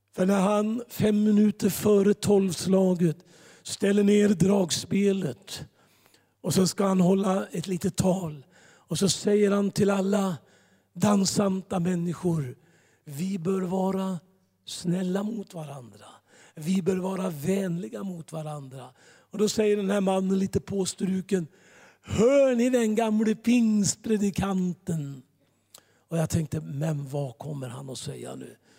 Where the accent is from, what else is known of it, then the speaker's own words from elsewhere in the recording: Gislaved, Jönköping County, Sweden; moved away; also born or lived in Tranemo / Gothenburg; Mer än vår äldstekår i församlingen hemma i Gislaved